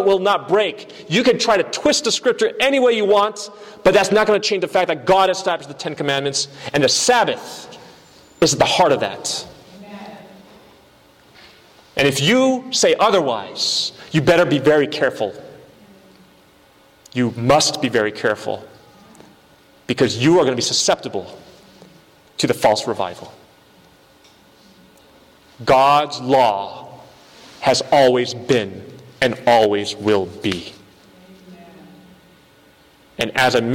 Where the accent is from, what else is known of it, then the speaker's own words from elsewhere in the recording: United States; I was born in this country. I'm an American citizen.